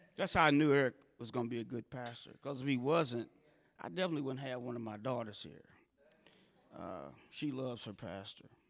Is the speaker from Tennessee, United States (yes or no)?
no; St. Louis, Missouri, United States; I grew up in North Saint Louis, about three miles north of Del Mar